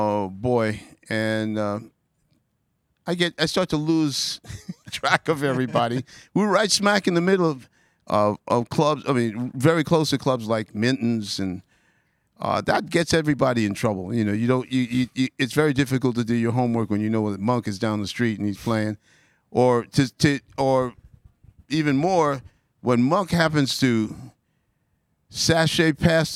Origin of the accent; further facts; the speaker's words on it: New York City, New York, United States; It was Ozone Park, and it took about 2 hours to get there